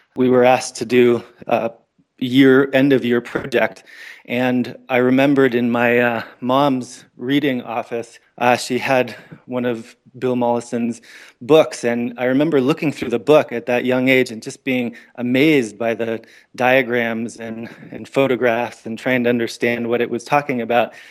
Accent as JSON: {"language": "English", "region": "Northern Ontario", "country": "Canada", "tie": "born or raised there", "also_born_or_lived": "American Southwest", "moved": "yes", "said": "I grew up in Northern Ontario, Canada"}